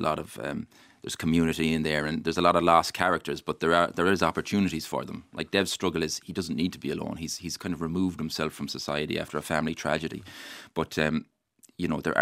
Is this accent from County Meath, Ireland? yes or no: no; County Mayo, Ireland; born or raised there